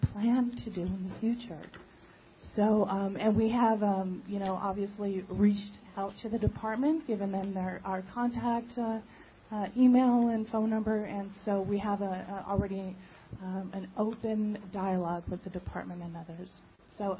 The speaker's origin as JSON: {"language": "English", "town": "Los Angeles", "region": "California", "country": "United States", "tie": "born or raised there", "said": "I'm from born and raised in Los Angeles"}